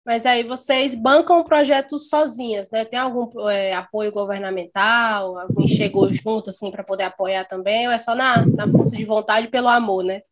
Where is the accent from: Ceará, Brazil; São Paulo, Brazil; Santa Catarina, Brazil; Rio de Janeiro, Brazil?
Ceará, Brazil; Passaré; sou do Passaré